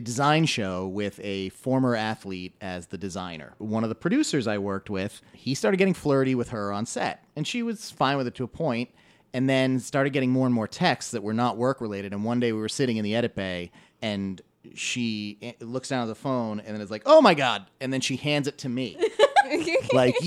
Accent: Massachusetts, United States; my hometown pride gives me Chris Evans because, you know, Massachusetts

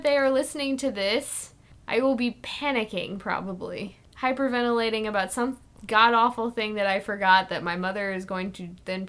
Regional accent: Illinois, United States; I'm from Illinois. We talk like this.

